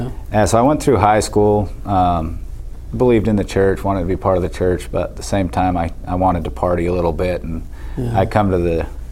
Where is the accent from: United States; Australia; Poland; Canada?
United States; Delta, Utah; also born or lived in Cedar City, Utah; I was born in Cedar City, Utah. I moved to Delta shortly after.